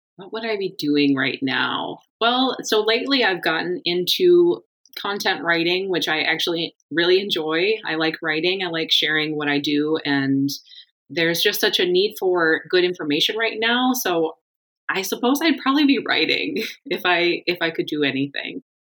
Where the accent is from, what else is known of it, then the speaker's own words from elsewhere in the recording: Michigan, United States; moved away as an adult; also born or lived in Germany / Iowa / Florida; I grew up in Michigan